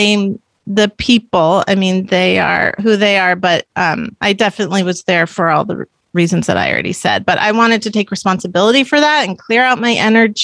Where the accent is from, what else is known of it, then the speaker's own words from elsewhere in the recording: Palo Alto, California, United States; I am from Palo Alto